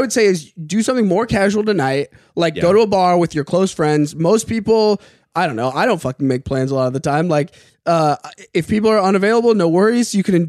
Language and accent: English; Colorado, United States; that's where I'm from.